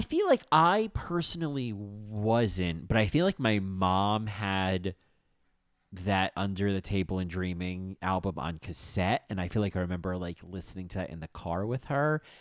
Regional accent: New Jersey, United States; when I was a kid growing up in New Jersey

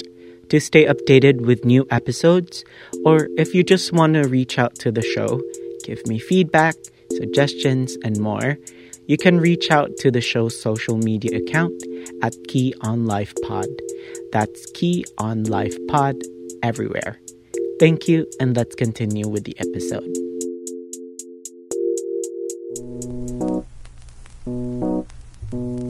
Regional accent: Cebu City, Central Visayas, Philippines; also born or lived in Iligan City; now in Cavite City, Philippines; I was born in Iligan City, raised in Cebu City, and now residing in Cavite City

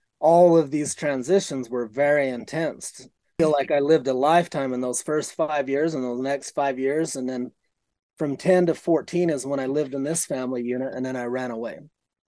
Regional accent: Utah, United States; born there; In my first 4 or 5 years, I was born into a polygamous community in southern Utah that I experienced.

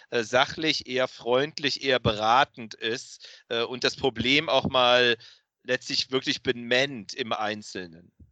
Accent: Cologne, North Rhine-Westphalia, Germany; Ich als Rheinländer, als echter Kölner, rede natürlich nur über Niederrhein.

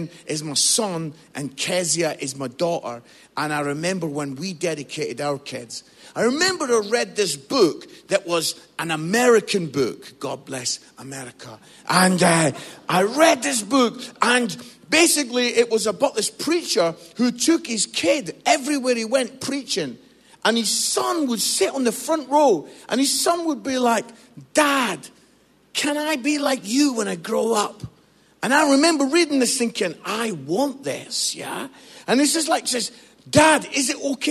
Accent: Scotland, United Kingdom; also born or lived in Musselburgh, Scotland; now in England; I'm Scottish

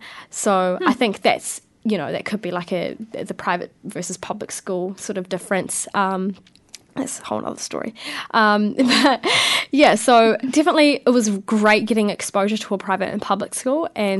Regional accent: Porirua, Wellington, New Zealand; Yeah, so I was born in Kenepuru Hospital. I went to primary at St. Teresa's School in Plymouth, so very local.

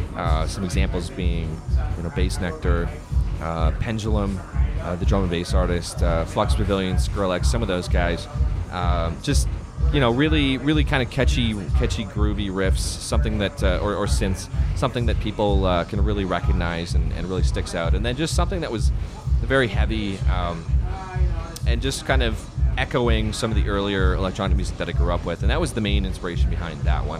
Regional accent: Calgary, Alberta, Canada; born and raised in Calgary, uh, proud Canadian

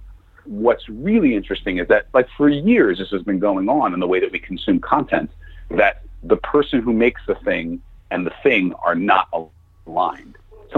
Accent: New York City, New York, United States; growing up in New York and having the parents that I have

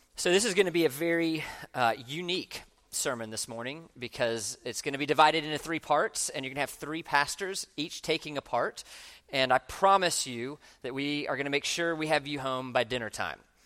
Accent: Orlando, Florida, United States; I grew up in Orlando

